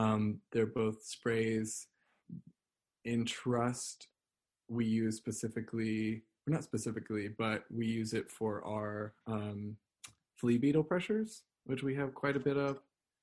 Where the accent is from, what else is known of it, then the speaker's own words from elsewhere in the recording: the South, United States; So I am from the South, and even though my family doesn't come from like any great Southern heritage, where they're not like really connected with it, quote unquote, I do really like to just like cook collard greens and ham hocks.